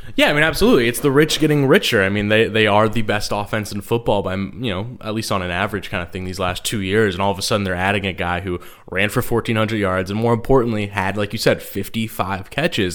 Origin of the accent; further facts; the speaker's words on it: New Jersey, United States; I'm from South Jersey